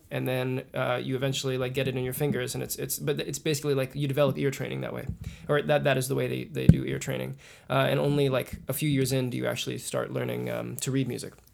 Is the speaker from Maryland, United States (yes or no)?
no; Kansas City, Missouri, United States; And I'm from Kansas City. … I play mandolin and violin.